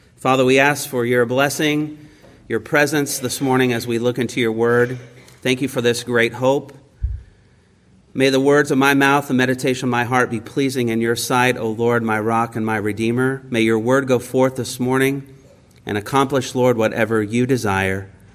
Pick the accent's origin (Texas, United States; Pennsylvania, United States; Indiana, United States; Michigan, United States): Indiana, United States; also born or lived in Baltimore area; now in Baltimore, United States; I'm from Indiana